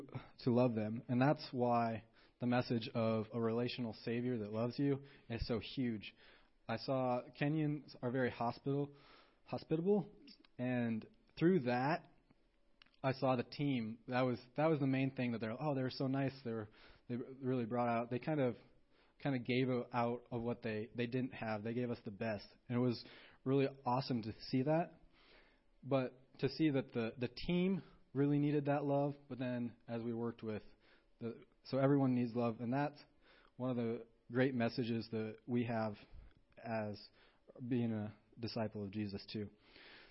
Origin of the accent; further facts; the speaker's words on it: Montana, United States; I'm from Montana, you know, America